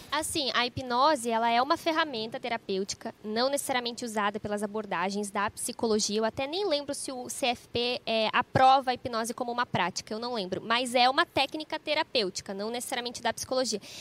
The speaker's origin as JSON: {"language": "Portuguese", "town": "Cruz Alta", "region": "Rio Grande do Sul", "country": "Brazil"}